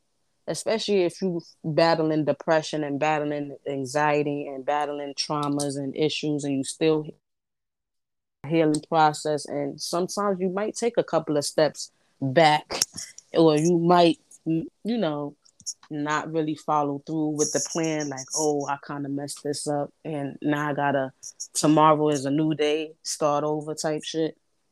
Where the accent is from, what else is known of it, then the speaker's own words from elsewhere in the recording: Brooklyn, New York, United States; I was born in Brooklyn, raised in Brooklyn. That's just the ghetto in me.